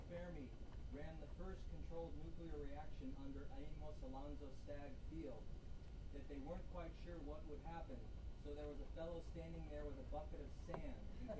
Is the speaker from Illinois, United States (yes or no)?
yes; Chicago, Illinois, United States; I'm from Chicago.